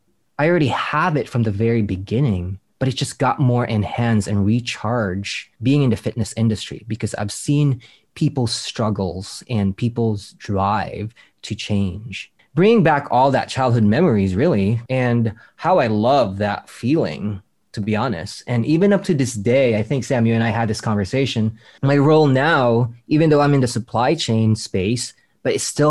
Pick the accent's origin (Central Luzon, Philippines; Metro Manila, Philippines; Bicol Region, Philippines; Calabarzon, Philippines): Metro Manila, Philippines; Manila; I grew up in the Philippine Islands, in born and raised in Manila